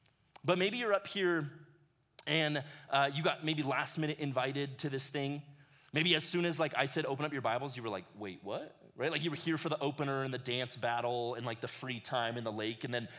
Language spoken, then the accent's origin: English; Ecuador; now in United States; But I loved growing up in Ecuador. It gave me this perspective of the world that I'm really thankful for. I spent 11 years of my life down in ministry with my parents.